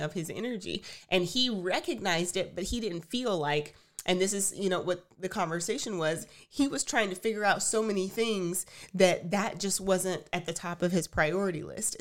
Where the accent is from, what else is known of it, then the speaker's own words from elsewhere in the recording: Texas, United States; We are Texans, tried and true